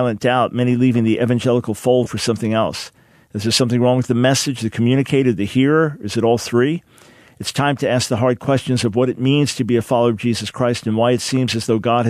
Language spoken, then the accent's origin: English; Island Park, New York, United States; born or raised there